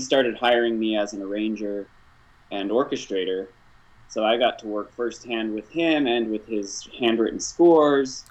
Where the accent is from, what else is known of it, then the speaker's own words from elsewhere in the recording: Salt Lake City, Utah, United States; I grew up in Salt Lake City, Utah